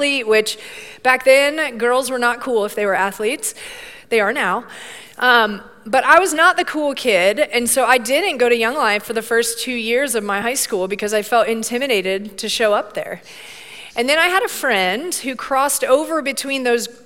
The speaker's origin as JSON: {"language": "English", "town": "Bradenton", "region": "Florida", "country": "United States", "tie": "born or raised there", "said": "I grew up down in Bradenton, Florida"}